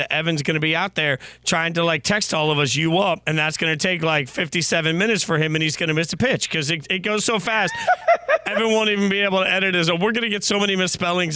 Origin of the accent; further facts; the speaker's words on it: Las Vegas, Nevada, United States; I am from Las Vegas.